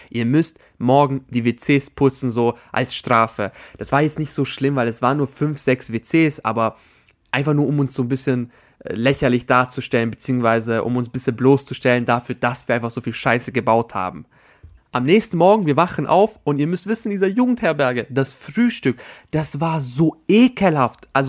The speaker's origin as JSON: {"language": "German", "country": "Albania", "said": "Weil das ist ein Albaner, ich bin Albaner. Punkt. Das war mein Magic Moment. Da, da konnte ich einfach mal Albaniens representen, meine Damen und Herren."}